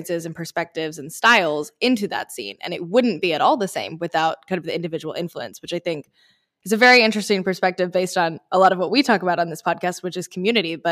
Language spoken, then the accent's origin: English; North Carolina, United States; I'm from North Carolina